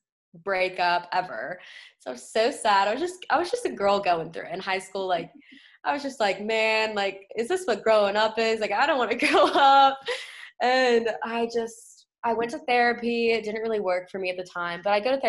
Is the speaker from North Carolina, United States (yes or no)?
yes; Wilmington, North Carolina, United States; I grew up in a small town, Wilmington, North Carolina.